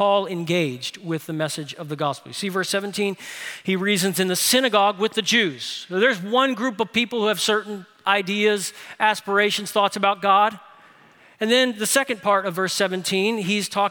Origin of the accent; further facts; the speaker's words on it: New Orleans, Louisiana, United States; my hometown in New Orleans